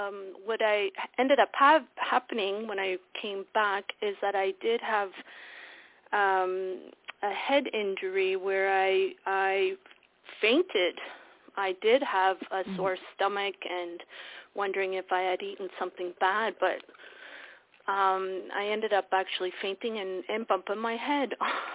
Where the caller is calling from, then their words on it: Ontario, Canada; I'm calling from Ontario